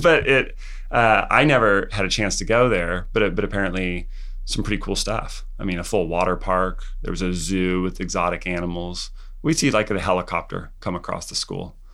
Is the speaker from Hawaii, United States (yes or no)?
no; Santa Barbara County, California, United States; from Santa Barbara County